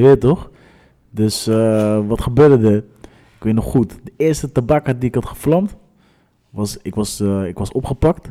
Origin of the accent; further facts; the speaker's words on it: Rotterdam, South Holland, Netherlands; we zijn opgegroeid in het Hof van de leeuw, weet je toch? Rotterdam Zuid gewoon